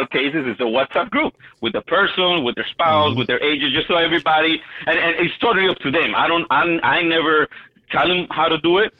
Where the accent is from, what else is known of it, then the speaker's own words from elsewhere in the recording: Miami, Florida, United States; I'm from Miami.